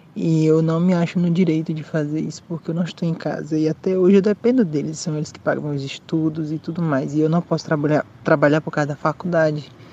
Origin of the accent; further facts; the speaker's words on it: Maranhão, Brazil; now in Paraguay; eu sou do Maranhão, mas eu moro no Paraguai com minha família